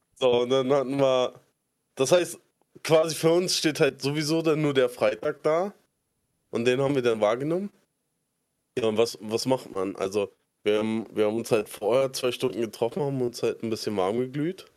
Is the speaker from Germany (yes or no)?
yes; Berlin, Germany; ich komme aus Spandau, so Randgebiet von, bei Berlin